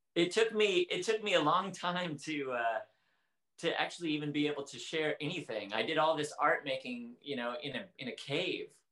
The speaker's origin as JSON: {"language": "English", "town": "Portland", "country": "United States", "tie": "born or raised there", "said": "I grew up in Portland and it was rainy"}